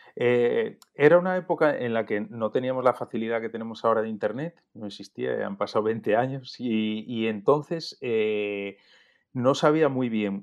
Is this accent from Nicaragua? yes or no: no; Oviedo, Asturias, Spain; moved away as an adult; also born or lived in Gijón / Madrid; yo nací en Gijón, aunque he vivido toda mi vida en Oviedo. Y me he criado en Oviedo hasta los 18 años